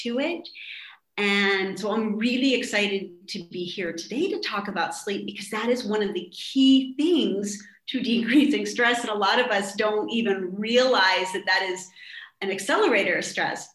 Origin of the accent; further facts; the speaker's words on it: Pittsburgh, Pennsylvania, United States; moved away as an adult; now in Estonia; I'm originally from Pittsburgh, Pennsylvania